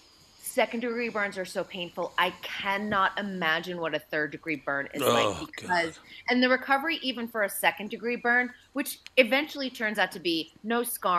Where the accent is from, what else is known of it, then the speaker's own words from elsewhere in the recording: Andover, Massachusetts, United States; we're both from Andover, Mass